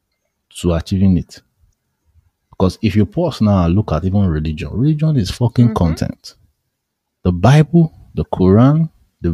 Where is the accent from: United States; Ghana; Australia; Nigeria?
Nigeria; I'm a Nigerian